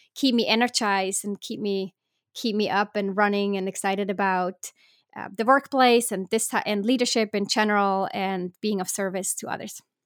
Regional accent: Switzerland; I was born in Switzerland

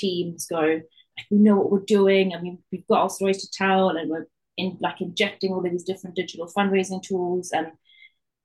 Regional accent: South Africa; accent: Geordie-South-African; now in Newcastle, United Kingdom; I grew up in South Africa

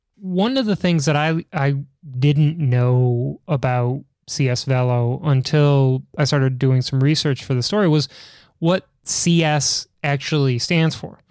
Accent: Chicago, Illinois, United States; my hometown in Chicago

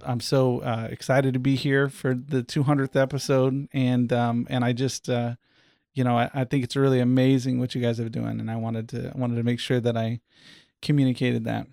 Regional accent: Eustis, Florida, United States; I was born here in Central Florida at a little hospital in Eustis that's not even there anymore

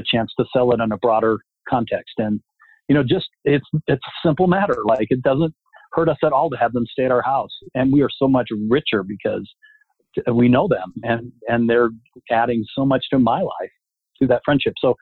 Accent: Littleton, United States; I grew up in Littleton in a very monocultural model

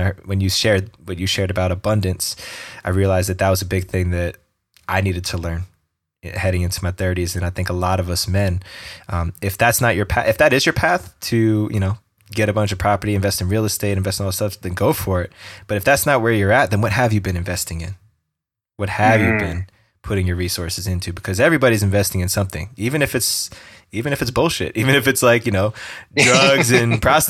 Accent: East Coast, United States; We're both from the East Coast, and he's got that flavor of realness that he brings to the table.

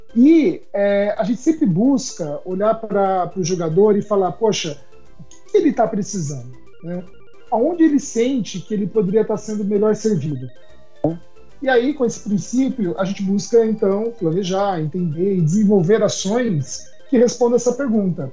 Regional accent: Brazil; Nós somos brasileiros

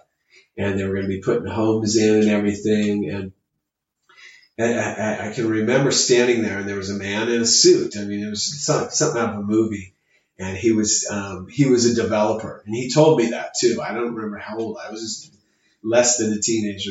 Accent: Chula Vista, California, United States; also born or lived in Stockton, California; growing up in Chula Vista, you know, probably moved to Chula Vista when I was like 3 years old

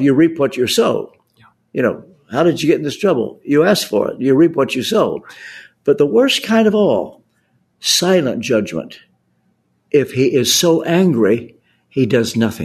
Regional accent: Kentucky, United States; I speak as a Southern boy. I was brought up in Kentucky

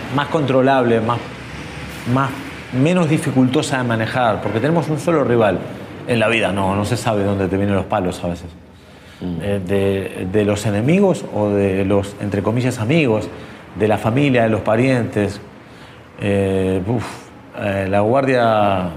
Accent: Quilmes, Buenos Aires Province, Argentina; moved away as an adult; now in Madrid, Spain; Soy de Quilmes, pero vivo en Madrid desde hace 17 años

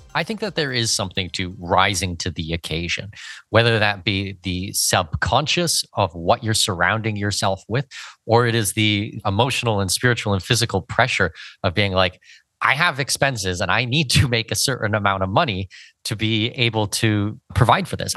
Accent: Canada; moved away; I'm from Canada. I dealt with snow for seventeen years growing up in Canada

